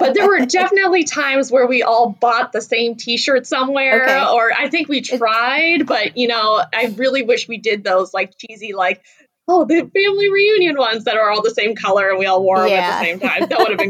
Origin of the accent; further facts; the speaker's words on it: Algonquin, Illinois, United States; So I'm from the northwest suburbs of Chicago. That's where I was born and raised. So I grew up in Algonquin, Illinois, which is about 45 minutes on a good day to the city. And that's where, you know, grew up and lived my whole life.